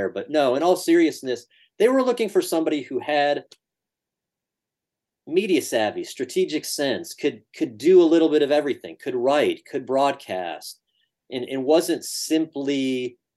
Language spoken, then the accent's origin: English; Rochester, New York, United States; also born or lived in Syracuse, New York; my hometown, Rochester, New York